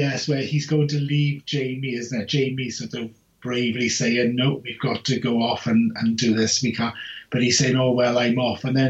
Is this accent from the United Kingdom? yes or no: yes; Wales, United Kingdom; I'm Welsh